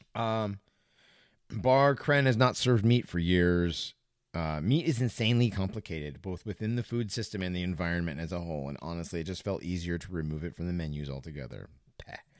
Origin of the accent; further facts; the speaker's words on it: West Hartford, Connecticut, United States; growing up in West Hartford